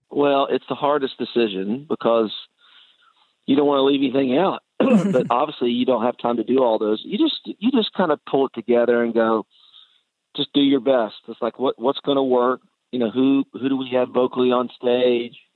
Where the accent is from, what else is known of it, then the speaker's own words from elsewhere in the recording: Nashville, Tennessee, United States; with the Nashville Symphony here in my hometown.